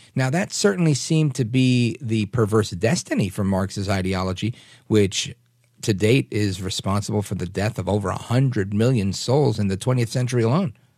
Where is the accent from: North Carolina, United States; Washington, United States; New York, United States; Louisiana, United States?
New York, United States; New York City; I grew up in New York.